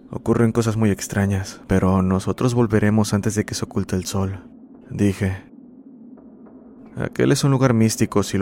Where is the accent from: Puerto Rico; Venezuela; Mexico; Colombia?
Mexico; San Isidro, Tlaxcala; Soy originario de San Isidro, cerca del municipio de San Pablo del Monte, lugar que aún conserva sus costumbres y tradiciones centenarias, sobre todo su lengua náhuatl.